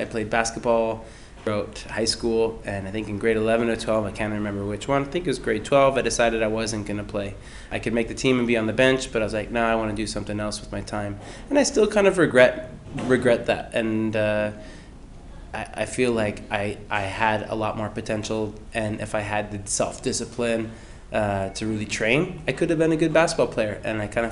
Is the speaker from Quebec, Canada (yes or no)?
no; Langley, British Columbia, Canada; Grew up in Langley my whole life